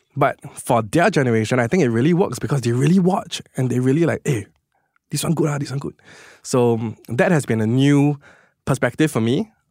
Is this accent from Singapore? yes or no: yes; Singapore; as a Singaporean, I am very proud to be Singaporean